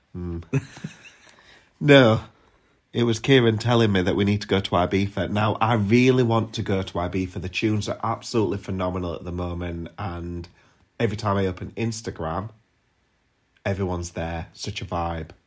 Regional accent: Sheffield, Yorkshire and the Humber, United Kingdom; accent: Yorkshire; I'm from Yorkshire

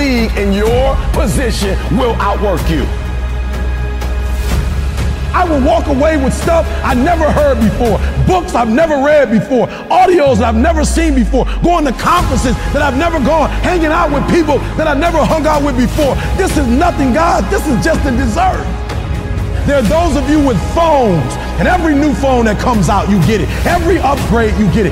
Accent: Detroit, Michigan, United States

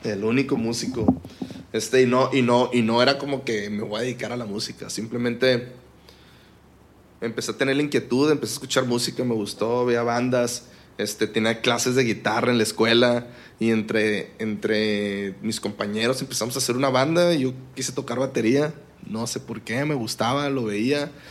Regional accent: Culiacán, Sinaloa, Mexico; moved away; also born or lived in Monterrey; soy de Culiacán, Sinaloa

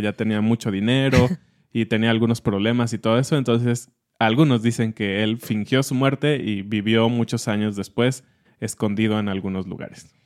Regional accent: Mexico; como mexicanos

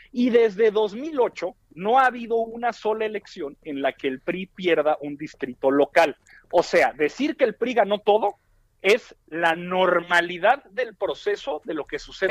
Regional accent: Torreón, Coahuila, Mexico; aquí en mi tierra, en Torreón

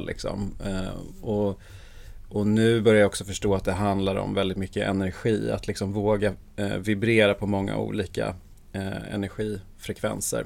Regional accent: Sweden; Jag är född i Sverige

